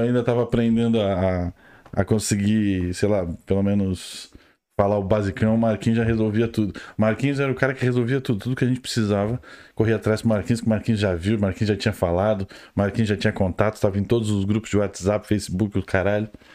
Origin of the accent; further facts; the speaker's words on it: Rio Grande do Sul, Brazil; moved away as an adult; now in Ireland; eu sou do Rio Grande do Sul. Estou na Irlanda há quase dois anos já